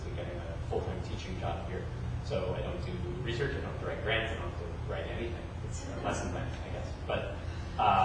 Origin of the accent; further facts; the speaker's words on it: Fort Wayne, Indiana, United States; moved away as an adult; also born or lived in upstate New York / Pittsburgh; I grew up in Fort Wayne.